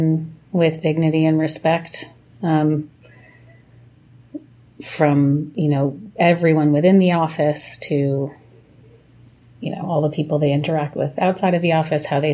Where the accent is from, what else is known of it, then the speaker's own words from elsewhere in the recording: New York City, New York, United States; now in Brooklyn, United States; I grew up in Manhattan